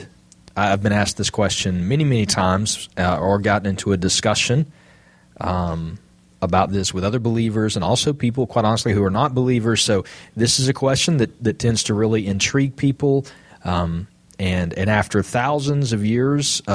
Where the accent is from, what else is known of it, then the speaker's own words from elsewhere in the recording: Jasper, United States; I'm from Jasper